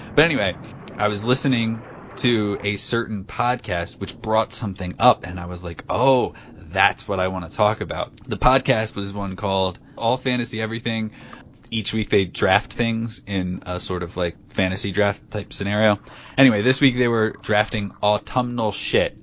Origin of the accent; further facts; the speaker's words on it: Pomona, New Jersey, United States; my hometown is in New Jersey